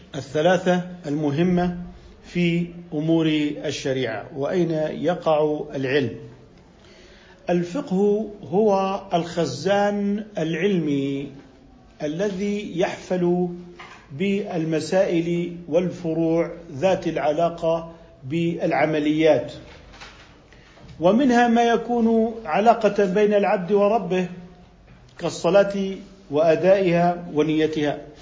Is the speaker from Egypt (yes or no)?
no; Jordan; عندنا في الأردن